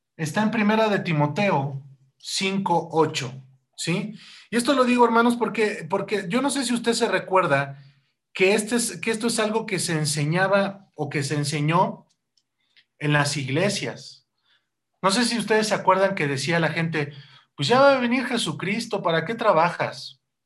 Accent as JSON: {"language": "Spanish", "country": "Mexico", "said": "nosotros como cristianos y como mexicanos"}